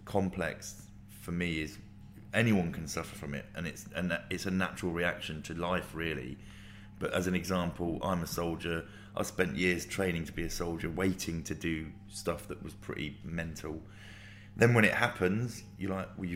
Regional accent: Luton, East of England, United Kingdom; I grew up in Luton

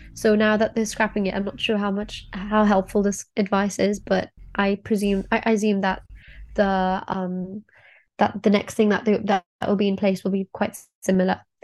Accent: Kenya; now in Oxford, United Kingdom; I'm also from Kenya

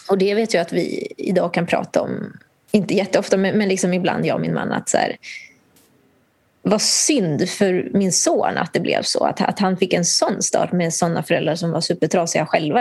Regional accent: Nicaragua; now in Sweden; där jag kommer ifrån, i Nicaragua

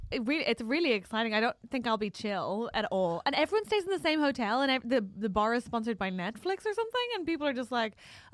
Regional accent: Canada; accent: Canadian; I sound like an angry Canadian

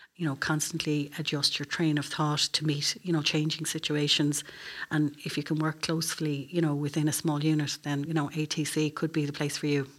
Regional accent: Moate, Westmeath, Ireland; moved away as an adult; also born or lived in Dublin; I'm from Moat, County West Meath, and, um, I went to the Convent of Mercy School in Moat

